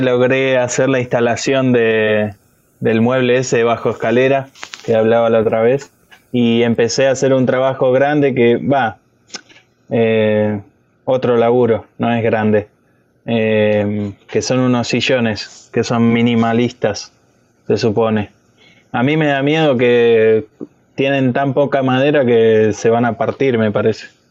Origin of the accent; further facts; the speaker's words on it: Buenos Aires, Argentina; somos todos de Buenos Aires